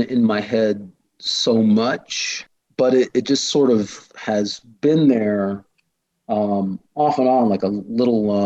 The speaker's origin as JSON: {"language": "English", "region": "Illinois", "country": "United States", "said": "my state, such as it is, Illinois"}